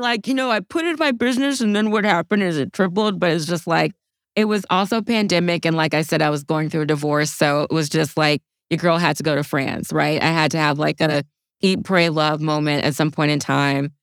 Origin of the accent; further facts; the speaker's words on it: Opelousas, Louisiana, United States; I grew up in a small town called Opelousas, Louisiana.